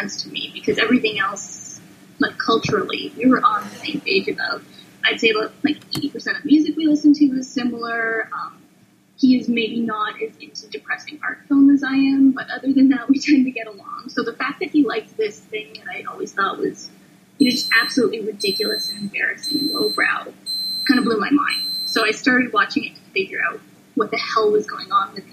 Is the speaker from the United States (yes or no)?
no; Canada; I'm a Canadian of that generation